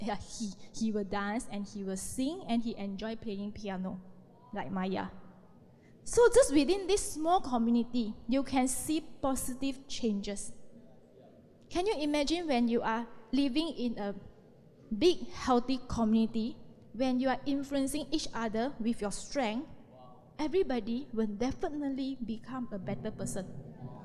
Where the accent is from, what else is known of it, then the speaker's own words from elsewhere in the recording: Malaysia; We are Malaysian.